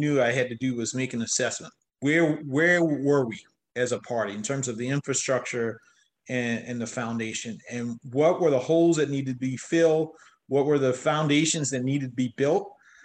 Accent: South Carolina, United States; my home state of South Carolina

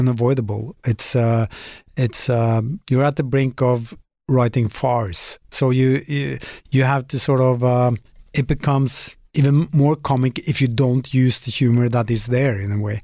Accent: Molde, Møre og Romsdal, Norway; English is a second language; mostly in Molde, my hometown.

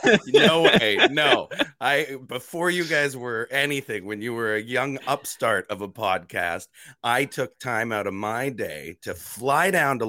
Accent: Canada; accent: Canadian; I'm so sick of being made fun of for my Canadian accent that I'm fully embracing it.

